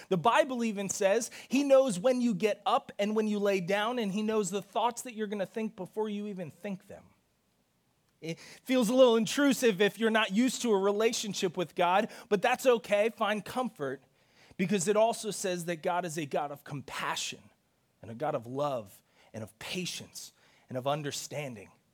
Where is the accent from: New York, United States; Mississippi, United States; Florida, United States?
New York, United States; New York City; I was born in the Bronx